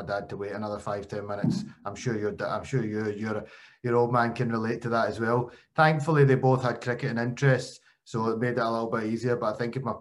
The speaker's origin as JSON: {"language": "English", "town": "Glasgow", "region": "Scotland", "country": "United Kingdom", "tie": "born or raised there", "said": "Being an Asian, I was born in Glasgow."}